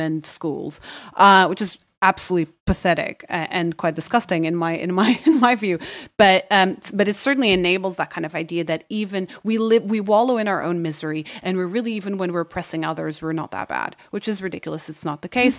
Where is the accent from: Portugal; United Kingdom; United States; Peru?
Portugal; Lisbon; moved away; I went to a German school and, which counts as an international school in Lisbon